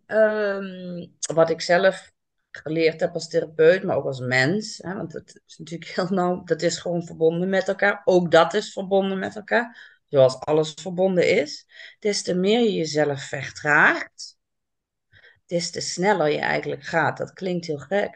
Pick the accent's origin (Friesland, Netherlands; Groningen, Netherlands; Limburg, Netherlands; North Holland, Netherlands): Limburg, Netherlands; now in Amsterdam, Netherlands; Ik ben opgegroeid in Limburg